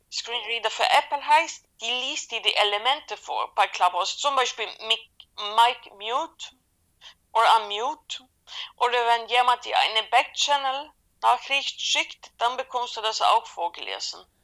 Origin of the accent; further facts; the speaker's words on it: Sweden; German is a second language; Ich bin gebürtige Schwedin